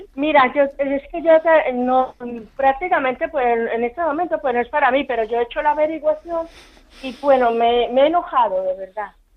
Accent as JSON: {"language": "Spanish", "country": "Colombia", "moved": "yes", "lives_now": "Spain", "said": "yo no soy de aquí, yo soy de Colombia."}